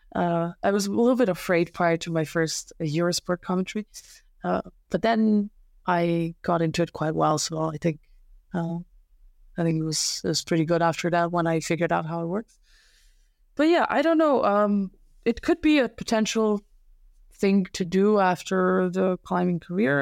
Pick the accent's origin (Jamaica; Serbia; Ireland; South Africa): Serbia; English is a second language; moved away as an adult; also born or lived in Slovenia; now in Germany; when I was a kid, it was not even close to the conditions that, uh, now exist in my hometown